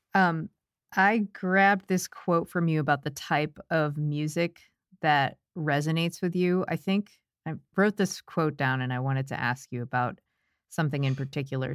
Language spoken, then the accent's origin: English; United States; I'm an American